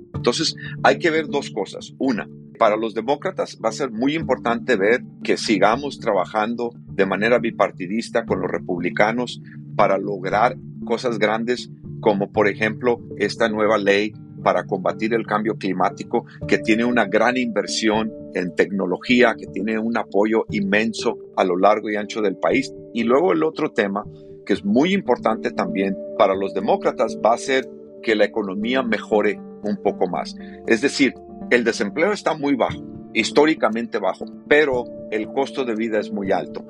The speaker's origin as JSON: {"language": "Spanish", "country": "United States", "said": "como norteamericano, como ciudadano de este país"}